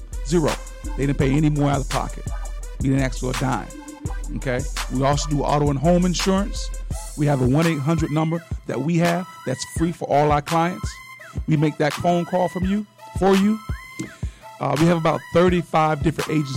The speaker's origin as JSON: {"language": "English", "town": "Sarasota", "region": "Florida", "country": "United States", "said": "I'm from Sarasota"}